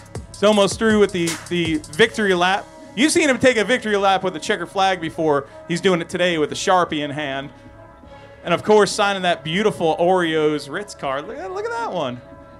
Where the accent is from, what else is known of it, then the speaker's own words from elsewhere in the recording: Alberta, Canada; Man, I'm from Alberta.